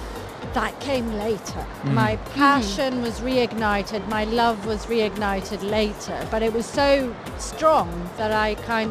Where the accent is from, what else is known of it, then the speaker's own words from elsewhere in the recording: Crete, Greece; moved away as an adult; also born or lived in United Kingdom; I am from Crete, as you know, in Greece. I am the daughter of a fisherman and I am the child of restaurateurs